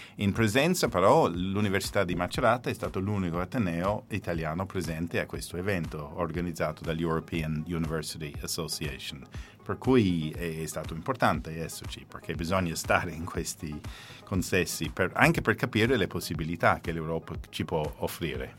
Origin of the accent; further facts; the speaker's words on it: Ireland; now in Italy; sono irlandese